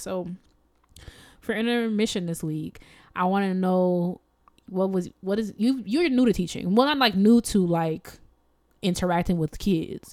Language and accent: English; United States; I am an American